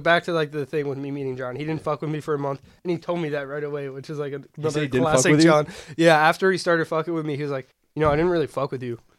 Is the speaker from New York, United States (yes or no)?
yes; Armonk, New York, United States; now in Boston, United States; So I'm from the suburbs of New York, Westchester.